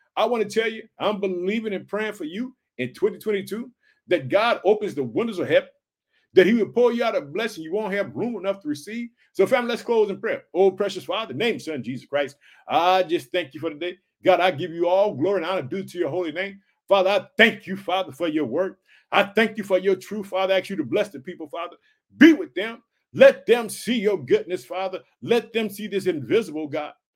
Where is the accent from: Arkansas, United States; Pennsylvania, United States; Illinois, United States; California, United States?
Illinois, United States; born or raised there